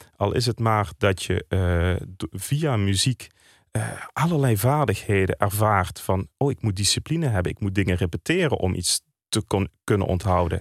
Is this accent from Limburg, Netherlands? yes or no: yes; Landgraaf, Limburg, Netherlands; Ik kom uit Landgraaf.